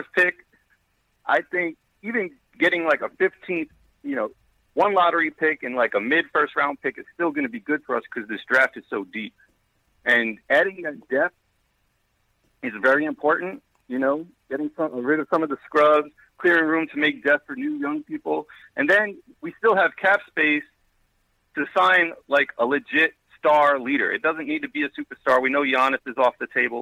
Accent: Long Island, New York, United States; now in Japan; I'm calling from Japan right now, but I'm originally from Long Island

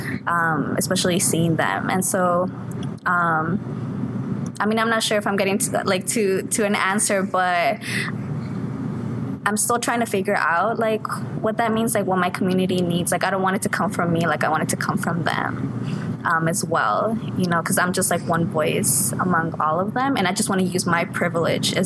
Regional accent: Thornton, Colorado, United States; also born or lived in Mexico; I'm originally from Mexico, but I grew up in Thornton, Colorado

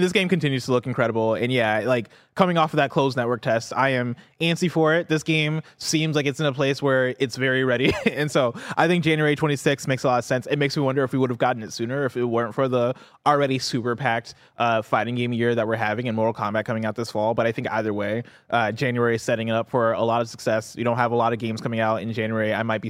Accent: Illinois, United States; I'm from Illinois.

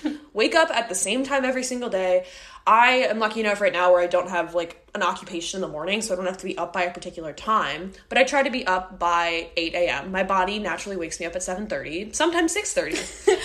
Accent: Midwest, United States; We're both from the Midwest

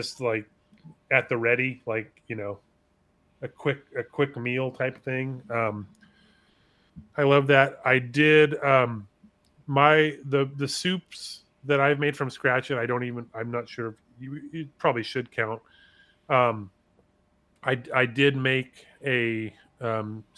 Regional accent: California, United States; as a Californian

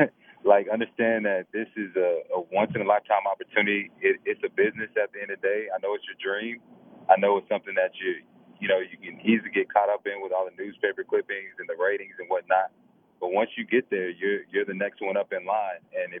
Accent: Snellville, Georgia, United States; I grew up watching guys like Thomas Davis and Tony Taylor and that whole bunch growing up in Snellville.

